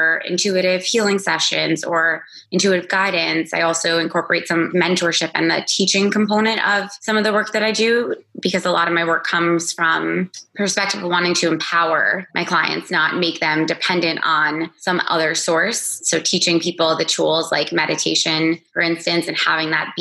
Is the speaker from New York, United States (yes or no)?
yes; Roslyn, New York, United States; now in Los Angeles, United States; I grew up in Roslyn, New York, in Long Island, and I currently live in Los Angeles, California